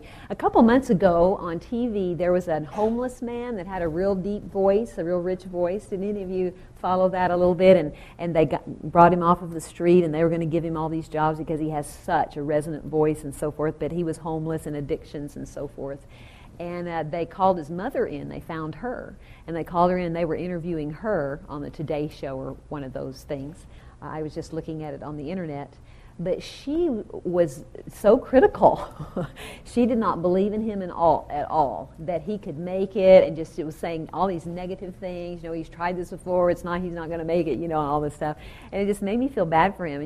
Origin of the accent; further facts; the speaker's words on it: the South, United States; now in Southern California, United States; I'm really from the South, and I should say y'all.